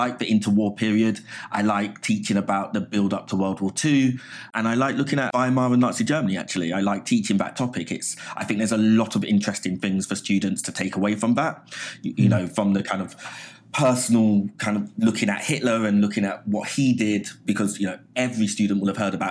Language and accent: English; London, United Kingdom; moved away as an adult; also born or lived in Hammersmith; now in New York, United States; I was born in Hammersmith, but I grew up in Southeast London, an area called Abbey Wood